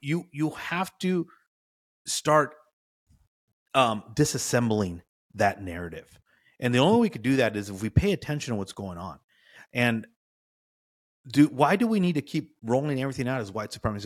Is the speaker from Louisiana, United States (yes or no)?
no; California, United States; I was born and raised in California